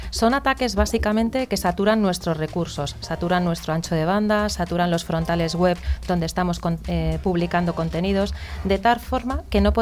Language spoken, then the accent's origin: Spanish; Basque Country, Spain